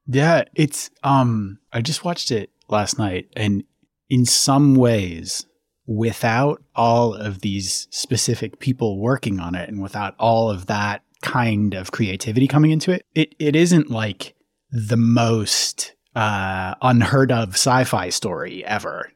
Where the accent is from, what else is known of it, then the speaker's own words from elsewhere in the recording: Twin Cities, Minnesota, United States; I grew up in the Twin Cities